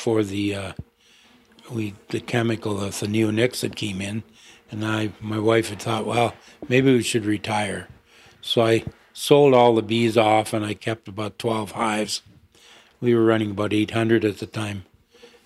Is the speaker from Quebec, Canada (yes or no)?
no; Ontario, Canada; also born or lived in London, Ontario / Saskatchewan; we moved back to Ontario. I taken a course in high school in agriculture on bees